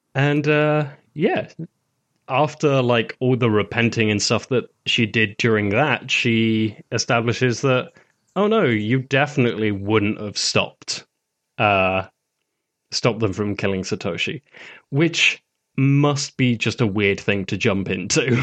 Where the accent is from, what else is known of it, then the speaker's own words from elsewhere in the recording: United Kingdom; as a Brit